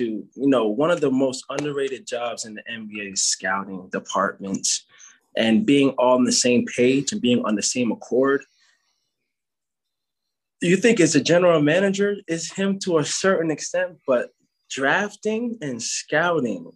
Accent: Jamaica; I'm Jamaican.

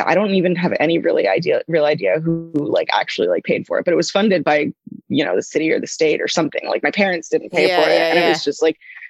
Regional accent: Cambridge, Massachusetts, United States; I grew up in Cambridge, Massachusetts, down the street from the MIT museum

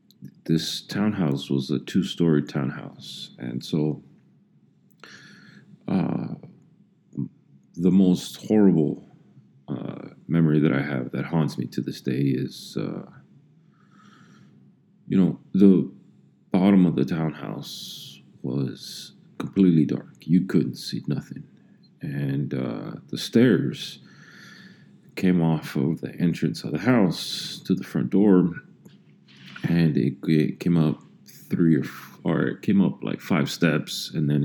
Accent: Los Angeles, California, United States; also born or lived in El Monte; I was born in Los Angeles

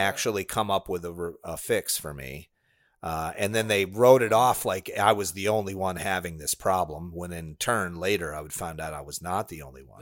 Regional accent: Illinois, United States; now in Florida, United States; I grew up in Illinois

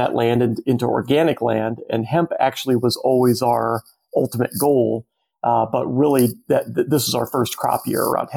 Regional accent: Arizona, United States; I'm from Arizona, like born and raised

